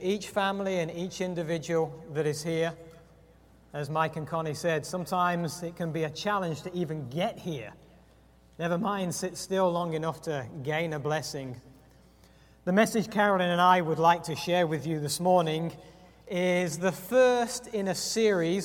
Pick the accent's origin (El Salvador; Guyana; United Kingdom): United Kingdom; England; moved away; I am English, but I'm not 55.